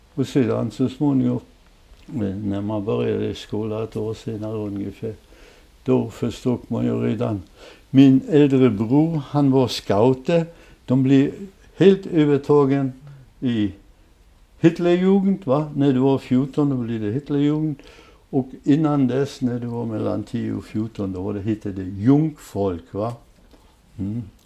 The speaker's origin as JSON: {"language": "Swedish", "town": "Ząbkowice Śląskie", "region": "Lower Silesian Voivodeship", "country": "Poland", "tie": "born or raised there", "also_born_or_lived": "Peterwitz, Silesia", "moved": "yes", "lives_now": "Sweden", "said": "jag är uppväxt i Frankenstein"}